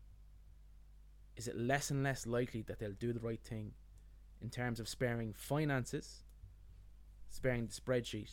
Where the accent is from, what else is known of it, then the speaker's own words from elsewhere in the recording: Ireland; we're Irish